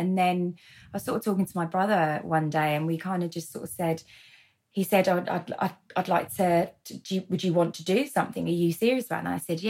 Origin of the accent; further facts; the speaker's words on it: London, United Kingdom; So born and bred in London and then moved around a fair bit